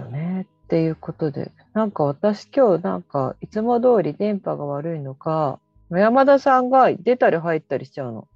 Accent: Kobuchizawa, Yamanashi, Japan; 私もともと小渕沢出身でしょ？

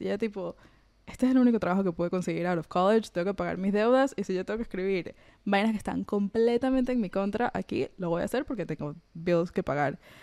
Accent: Venezuela; moved away; yo crecí en la Venezuela de Chávez

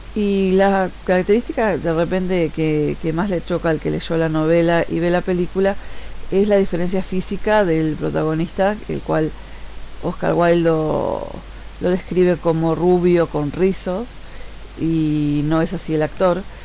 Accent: Uruguay; soy uruguaya

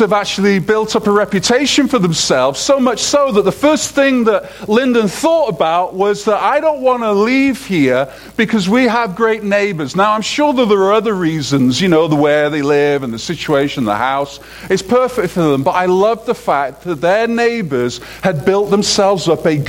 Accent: United Kingdom; moved away; as a Brit

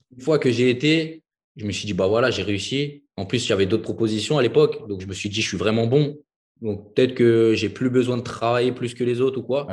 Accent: Villepinte, Île-de-France, France; also born or lived in Hungary; je suis originaire de Paris, la banlieue parisienne

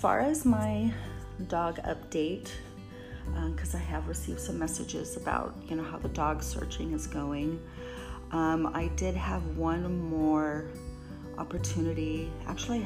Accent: California, United States; I was born and raised in California

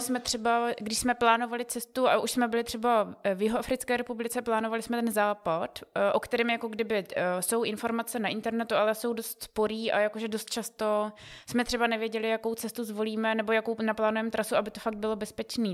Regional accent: Czechia; my jako Češi

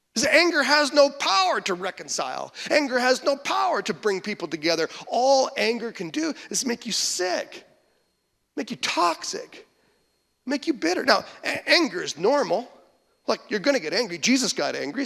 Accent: Western Canada, Canada; moved away as an adult; now in Michigan, United States; growing up in Western Canada, there are no Christians there

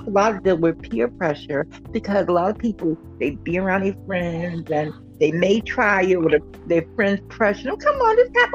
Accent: New Jersey, United States; from Jersey all day

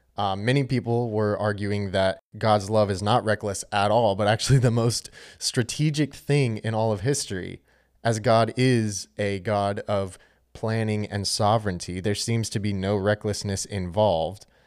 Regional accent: Charlotte, North Carolina, United States; I'm from Charlotte, North Carolina

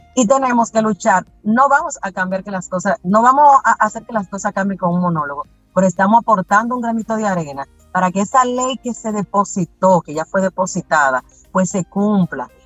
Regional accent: Bonao, Monseñor Nouel, Dominican Republic; yo soy de Bonao

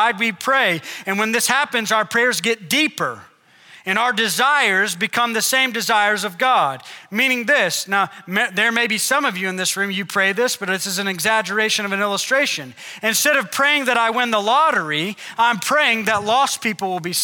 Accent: Oklahoma, United States; we're from Oklahoma

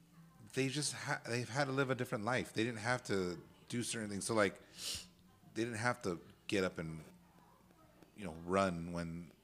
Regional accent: California, United States; So nobody called me out for being from California, but they knew I was from the West Coast because of my haircut.

